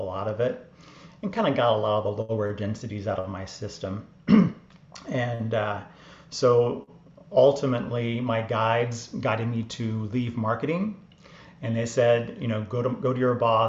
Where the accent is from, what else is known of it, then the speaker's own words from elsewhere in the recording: Atlanta, Georgia, United States; moved away as an adult; also born or lived in New York; I grew up in Atlanta, Georgia, Bible Belt.